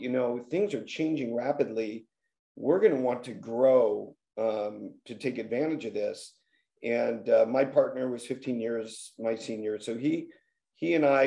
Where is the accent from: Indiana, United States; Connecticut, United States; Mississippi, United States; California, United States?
California, United States; Los Angeles; I grew up in the San Fernando Valley